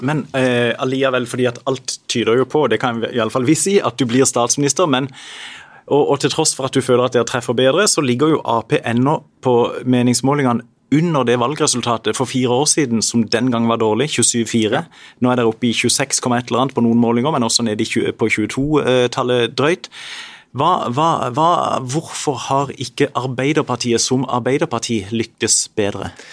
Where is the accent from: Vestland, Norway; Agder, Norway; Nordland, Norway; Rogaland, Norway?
Agder, Norway; Sørlandet; så har vi som bor i denne delen av landet, én identitet felles. Vi er sørlendinger